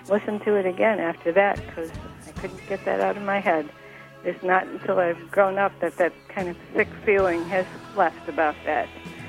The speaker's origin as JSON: {"language": "English", "region": "Illinois", "country": "United States", "tie": "born or raised there", "said": "I'm calling from Brookfield."}